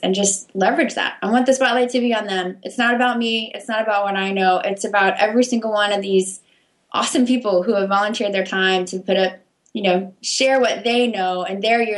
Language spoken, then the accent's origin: English; Memphis, Tennessee, United States; moved away; also born or lived in Missouri / Washington, D.C.; I grew up in Memphis, Tennessee, actually